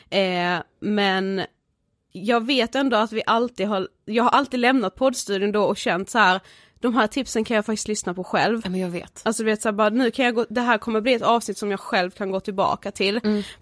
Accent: Karlshamn, Blekinge, Sweden; Vi är ett mm. stort kompisgäng hemma i Karlshamn.

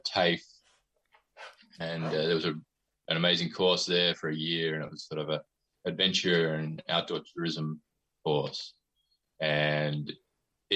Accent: Adelaide, South Australia, Australia; moved away as an adult; now in United States; I was born in Adelaide. I grew up there

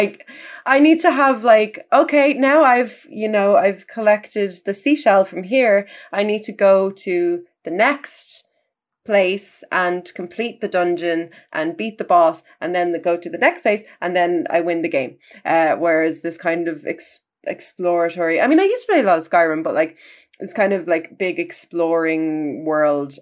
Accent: Ireland; as an Irish music critic

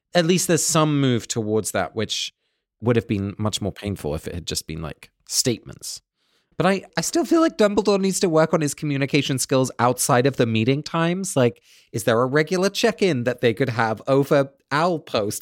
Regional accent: England, United Kingdom; moved away; growing up in England, you know, I was English a lot of the time, but I was also Dutch. My parents are both from Holland, and we spoke Dutch at home

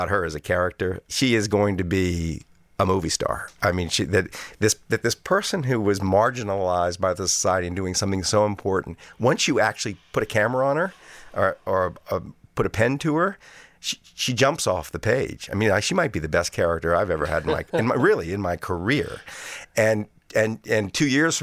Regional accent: New Orleans, Louisiana, United States; my hometown of New Orleans.

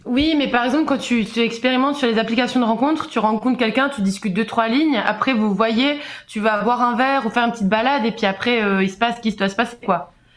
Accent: Switzerland; j'ai 27 ans et je viens de Suisse

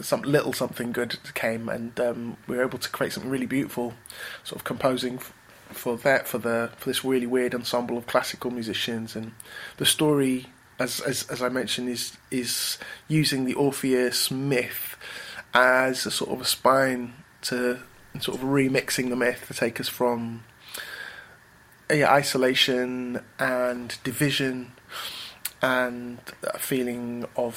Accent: Manchester, North West England, United Kingdom; In our little house in Manchester, which is where I spent most of my childhood.

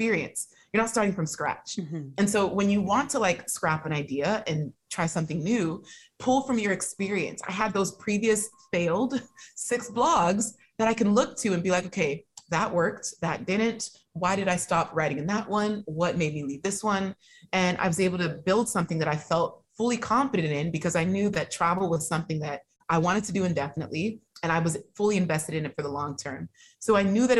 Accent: San Francisco Bay Area, California, United States; growing up in the Bay Area

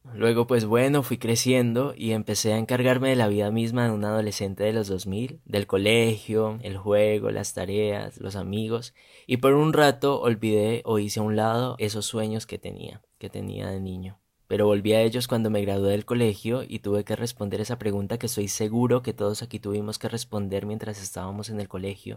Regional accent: Silvia, Cauca, Colombia; moved away; nací en Silvia, la Suiza de América como la llaman, es un pueblito pluricultural a una hora más o menos de Popayán, esto queda para quienes no conocen al suroccidente de Colombia.

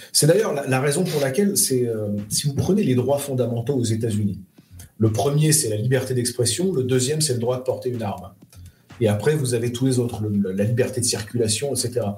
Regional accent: France; je suis un Français moyen

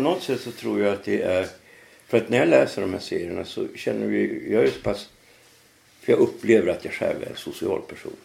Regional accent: Norrland, Sweden; moved away as an adult; also born or lived in Trondheim, Norway; now in Stockholm, Sweden; jag är ju från Norrland

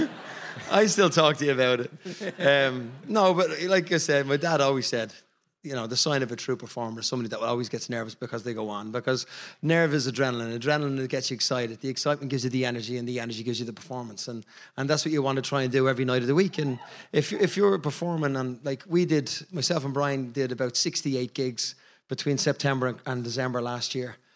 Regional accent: Ireland

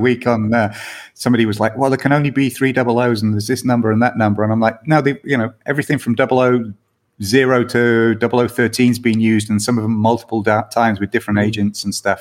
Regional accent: United Kingdom; now in United States; being a Brit in America

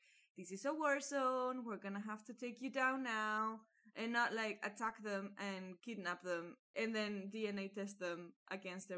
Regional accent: Spain

